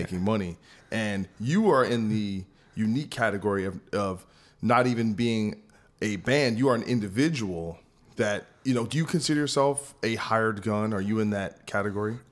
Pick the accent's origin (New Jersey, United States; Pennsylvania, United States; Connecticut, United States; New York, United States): New Jersey, United States; I'm from New Jersey.